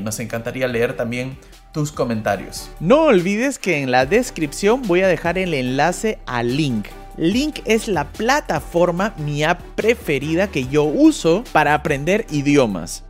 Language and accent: Spanish; Peru; now in Germany; yo soy un peruano que vive en Alemania